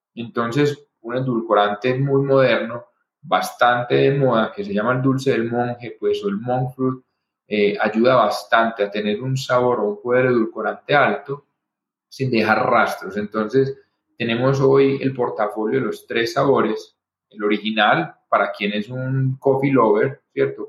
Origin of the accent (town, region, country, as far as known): Colombia; also born or lived in Boston